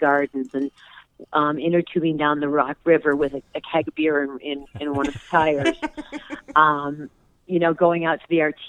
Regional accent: Rockford, Illinois, United States; moved away; I don't disown Rockford or have anything negative to say about it. It will always be my hometown

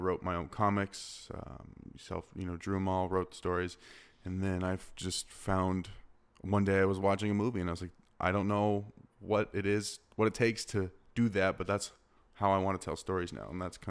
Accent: Scottsdale, Arizona, United States; I grew up in Scottsdale.

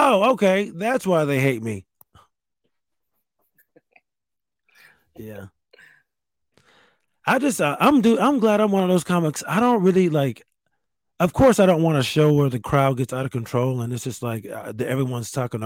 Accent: Virginia, United States; I'm from Virginia. I know you think it's like a hick state

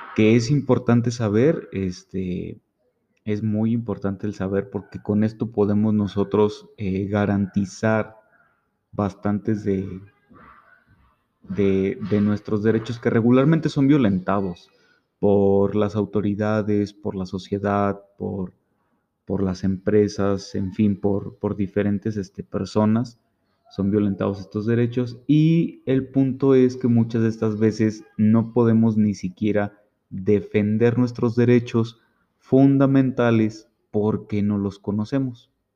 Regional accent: Mexico; como mexicanos

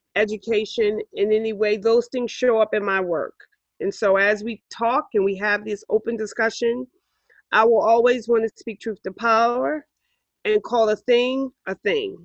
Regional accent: New York City, New York, United States; I grew up here in Harlem.

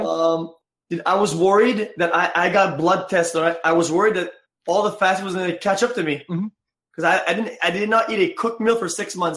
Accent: Quebec, Canada; I come from French Canada

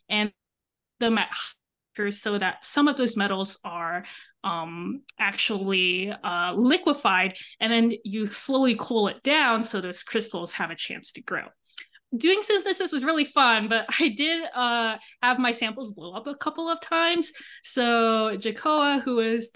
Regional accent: Texas, United States; moved away as an adult; now in Madison, United States; I'm from Texas.

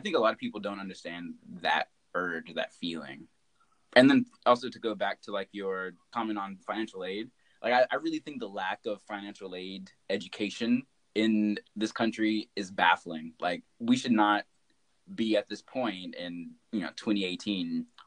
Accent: Arkansas, United States; I grew up in Arkansas

